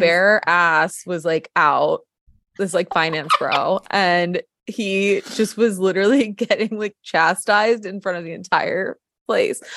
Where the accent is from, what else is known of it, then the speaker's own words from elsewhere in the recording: New York, United States; moved away as an adult; also born or lived in Colorado; now in Los Angeles, United States; my background, I'm from New York